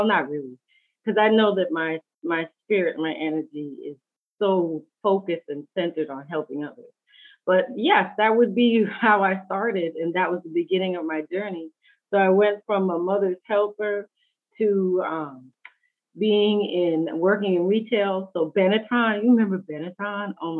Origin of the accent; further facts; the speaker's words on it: New York City, New York, United States; moved away; also born or lived in California; I'm born and raised in New York City